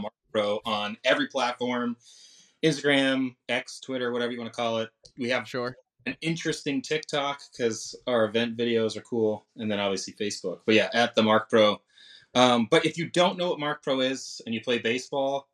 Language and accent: English; Londonderry, New Hampshire, United States; I grew up in New Hampshire